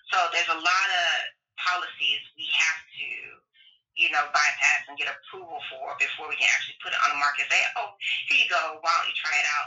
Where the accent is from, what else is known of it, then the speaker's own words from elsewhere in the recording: Tampa, Florida, United States; moved away as an adult; also born or lived in Alabama / Tennessee; I grew up between Tampa, Florida, and rural Alabama, and on a farm